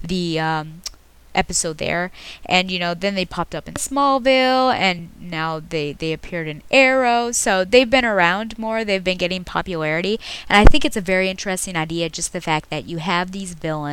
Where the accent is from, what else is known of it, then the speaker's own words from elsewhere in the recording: United States; as an American